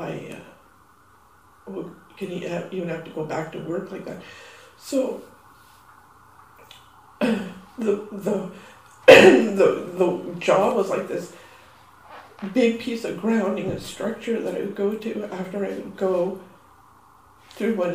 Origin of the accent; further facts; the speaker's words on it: Canada; also born or lived in United States; my Canadian passport